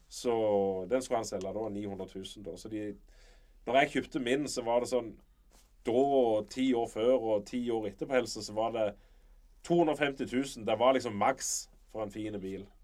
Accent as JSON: {"language": "Norwegian", "town": "Varhaug", "region": "Rogaland", "country": "Norway", "also_born_or_lived": "Sirevåg", "said": "Jeg er jo egentlig fra Varhaug, men vi bodde der i ti år"}